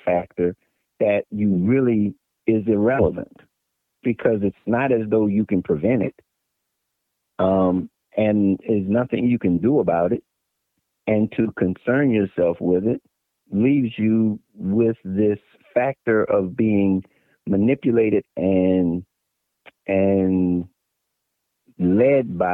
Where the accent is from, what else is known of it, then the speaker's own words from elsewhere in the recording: Maryland, United States; also born or lived in Virginia; I was born in Virginia, and I was raised in Maryland.